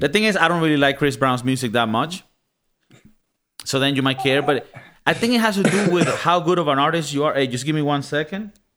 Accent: Venezuela; moved away; I come from Venezuela

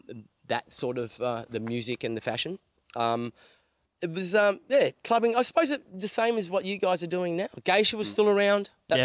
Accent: Perth, Western Australia, Australia; moved away as an adult; also born or lived in Melbourne; I grew up in a suburb called Langford, so that's the southern, so southeast. So about, say, 10Ks, 15Ks east of Fremantle.

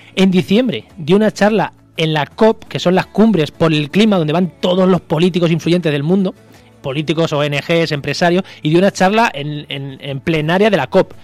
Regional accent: Albacete, Castilla-La Mancha, Spain; Yo que soy de Albacete

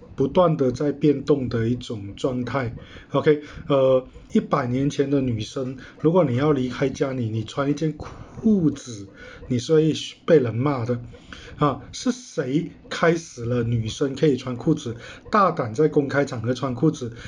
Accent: Malaysia; 我们既然出生在马来西亚， 那我们就是属于马来西亚人

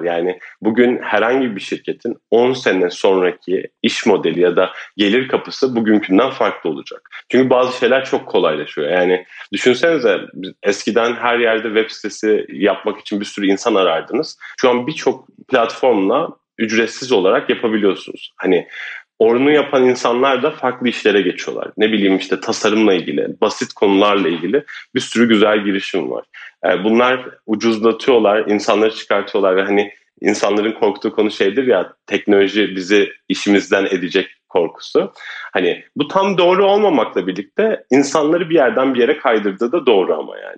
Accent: Turkey; bir Türk olarak

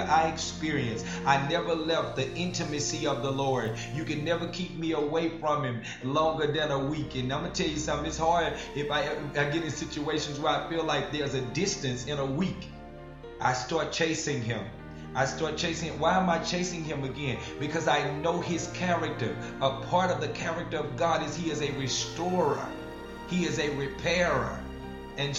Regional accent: Farmerville, Louisiana, United States; moved away; my hometown, it's Farmerville, Louisiana

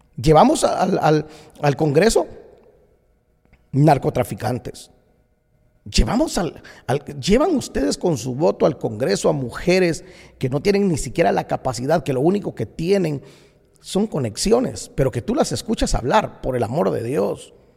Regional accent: Guatemala; moved away as an adult; now in United States; el país que me vio nacer, que me dio tanto, me dio tanto. Por 22 años viví en Guatemala

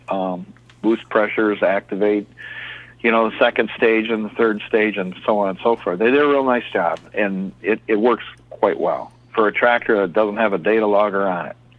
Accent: Michigan, United States; he said, Well, where are you from? And I said, Michigan.

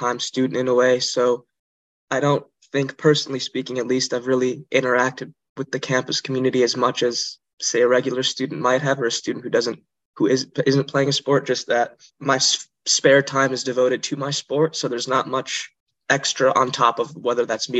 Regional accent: Montreal, Quebec, Canada; moved away; I am from Montreal, Canada

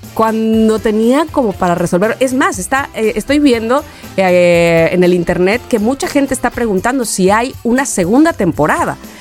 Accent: Mexico; como mexicanos

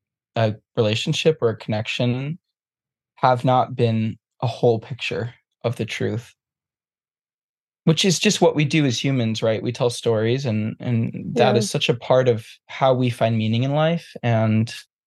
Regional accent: New England, United States; Which I grew up in New England, in a small town

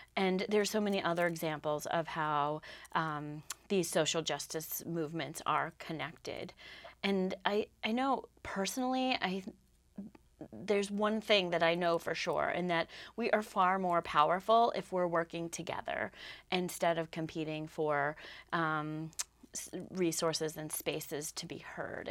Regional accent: Southwest, United States; also born or lived in Lamoille County, Vermont; now in Vermont, United States; I grew up out in the Southwest

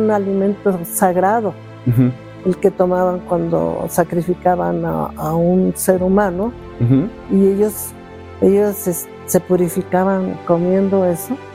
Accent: State of Mexico, Mexico; Yo nací aquí en el Estado de México.

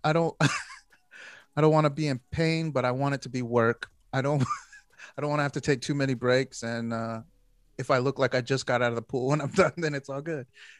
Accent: Philippines; as a Filipino

